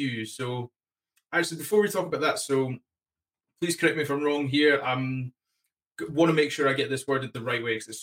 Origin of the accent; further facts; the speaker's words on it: Solihull, West Midlands, United Kingdom; I'm Solly Hull, so I'm familiar with that neck of the woods.